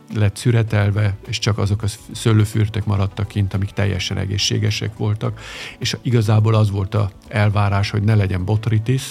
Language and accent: Hungarian; Vienna, Austria; also born or lived in Budapest, Hungary; Én Bécsben nőttem föl.